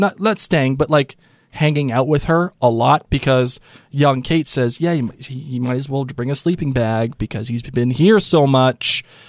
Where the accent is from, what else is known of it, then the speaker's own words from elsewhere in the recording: New England, United States; I'm from New England